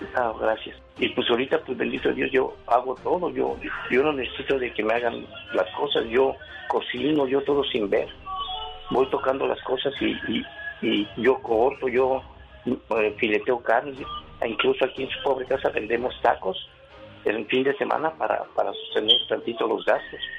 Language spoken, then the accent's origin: Spanish; San Juan del Río, Querétaro, Mexico; moved away; De Querétaro, de San Juan del Río Querétaro